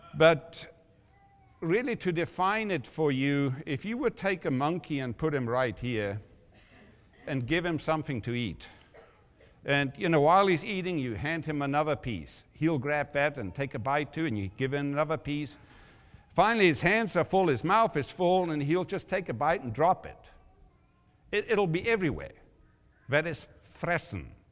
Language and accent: English; South Africa; when I grew up in South Africa